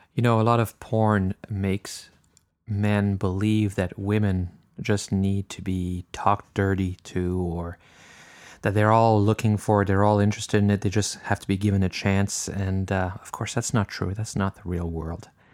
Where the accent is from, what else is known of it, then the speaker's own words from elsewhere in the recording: Canada; I'm French Canadian